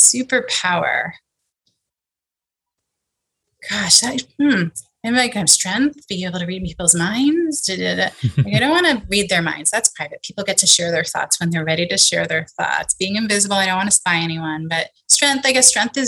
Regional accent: New York, United States; I grew up in New York, just outside of Manhattan, about a half hour northwest

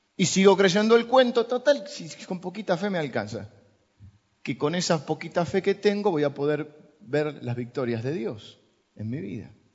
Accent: Argentina; somos los argentinos

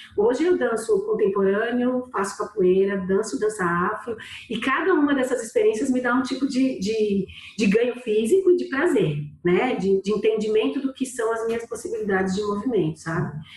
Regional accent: São Paulo, Brazil; moved away as an adult; now in Recife, Brazil; Eu sou natural de São Paulo

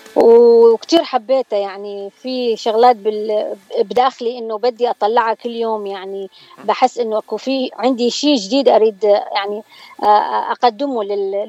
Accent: Baghdad, Baghdad Governorate, Iraq; moved away as an adult; now in San Diego, United States; أنا طبعا أكيد من العراق وإلي الشرف يعني وولادة بغداد

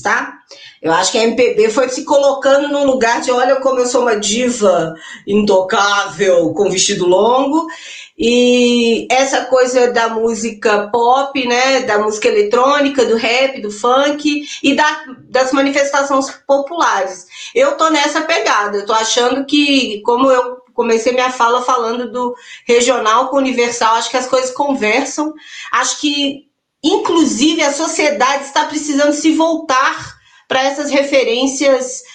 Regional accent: interior of Minas Gerais, Brazil; also born or lived in Belo Horizonte; eu sou de BH, mas eu cresci aqui no interior

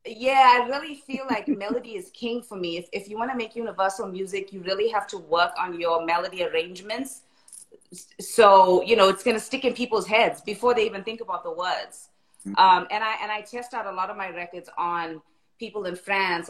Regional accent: South Africa; now in Los Angeles, United States; I was born and raised in South Africa, um, and I've been in LA for quite some time now

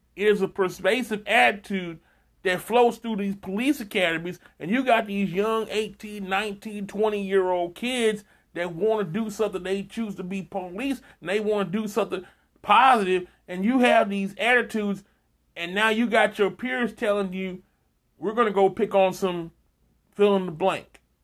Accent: Texas, United States; my home state, right there by Louisiana border

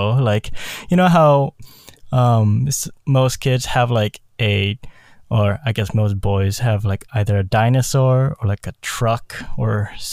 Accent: South Korea; born there; but that all came from my heritage. I was born in South Korea.

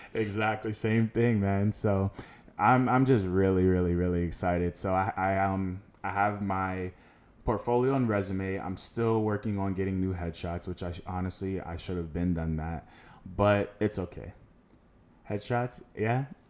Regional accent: Orlando, Florida, United States; also born or lived in Tallahassee, Florida; I was born in Tallahassee, moved to Orlando when I was, like, seven years old, and I have been here ever since

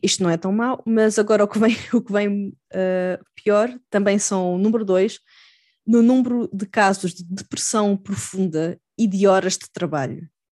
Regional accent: Almada / Lisbon area, Portugal; also born or lived in Chiba, Japan; a minha, a minha cidade natal

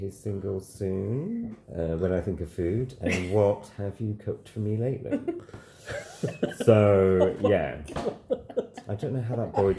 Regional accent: Sheffield, Yorkshire and the Humber, United Kingdom; I'm from Sheffield

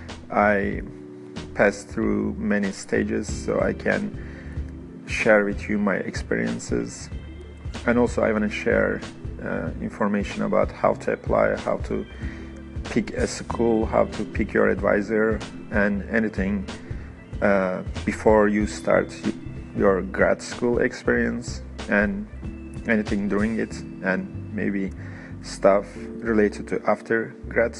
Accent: Istanbul, Turkey; English is a second language; moved away as an adult; now in United States; I am originally from Istanbul, Turkey.

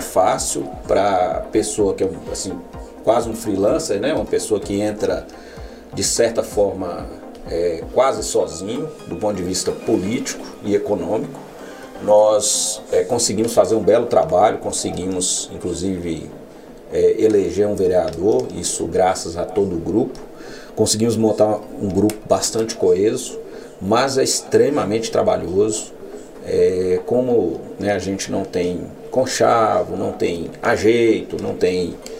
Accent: north of Minas Gerais, Brazil; nós que somos do norte de Minas

